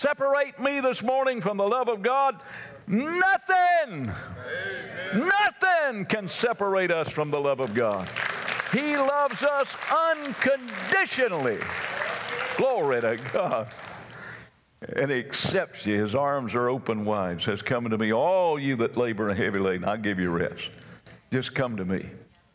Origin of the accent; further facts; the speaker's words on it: North Carolina, United States; I'm from North Carolina